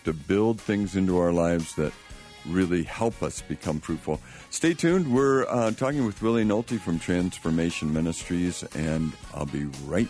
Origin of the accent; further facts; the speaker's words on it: California, United States; I'm from Marin County.